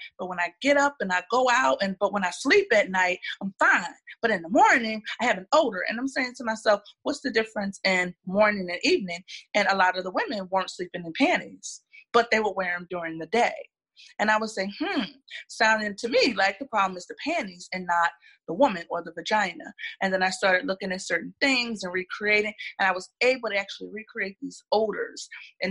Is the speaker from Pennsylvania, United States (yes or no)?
yes; Philadelphia, Pennsylvania, United States; moved away as an adult; now in Atlanta, United States; I'm originally from Philadelphia. I was born, raised, trained, everything in Philadelphia. I moved to Atlanta about 10 years ago